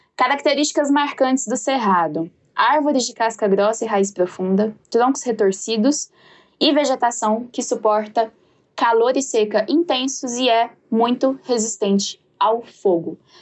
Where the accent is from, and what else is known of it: Jataí, Goiás, Brazil